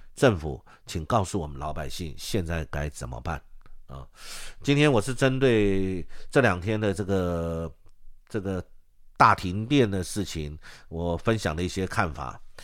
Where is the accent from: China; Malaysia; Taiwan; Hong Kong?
Taiwan